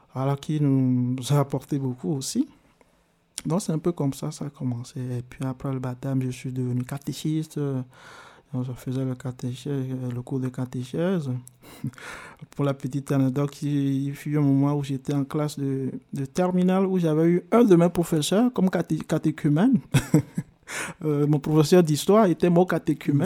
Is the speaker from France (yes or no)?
no; Arépé, Plateaux, Togo; moved away as an adult; also born or lived in Tablibo, Togo; now in Switzerland; Je suis né au Togo, dans le sud du Togo, hmm. dans la préfecture euh, qu'on appelle la préfecture de Yoto, dans la localité, le village qui s'appelle Arepe